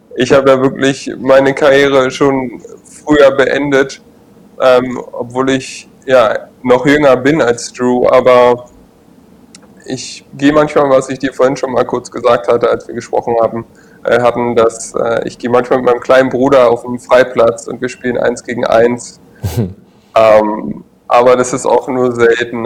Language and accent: German; Berlin, Germany; moved away; also born or lived in Trier; ich komme jetzt ja aus Berlin und bin kenne die kenne schon die Großstadt gut